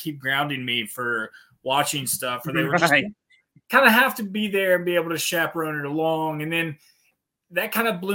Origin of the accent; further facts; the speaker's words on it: Southern West Virginia, United States; I grew up in this Coalfield, Southern West Virginia, and it's very much the Bible Belt